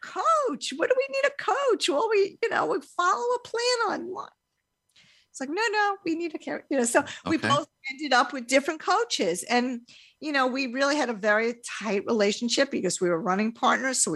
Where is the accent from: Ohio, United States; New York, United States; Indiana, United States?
New York, United States; Long Beach; I grew up in Long Beach, New York